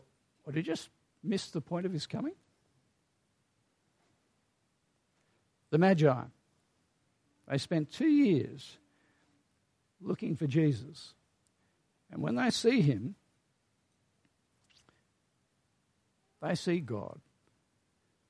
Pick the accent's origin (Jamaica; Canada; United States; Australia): Australia; We are Australian after all